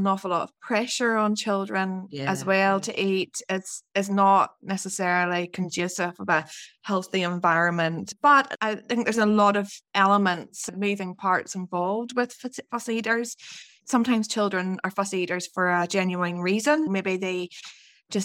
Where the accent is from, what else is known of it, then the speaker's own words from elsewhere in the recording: Northern Ireland, United Kingdom; moved away; also born or lived in Scotland; I'm from Northern Ireland, and I trained as a dietitian in Scotland